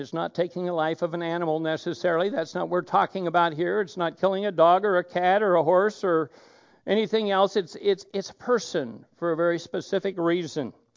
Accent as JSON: {"language": "English", "region": "Oregon", "country": "United States", "moved": "yes", "said": "I come from Oregon"}